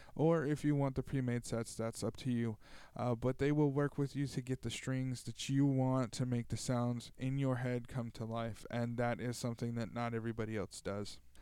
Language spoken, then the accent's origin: English; Tulare, California, United States; here in Tulare, in my hometown